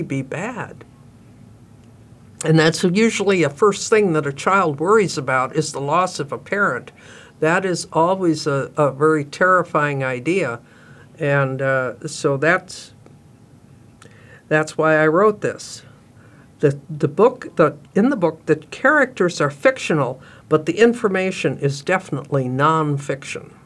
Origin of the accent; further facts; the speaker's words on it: northern Wisconsin, United States; I grew up in Wisconsin, so that was kind of a natural, not in Milwaukee, but northern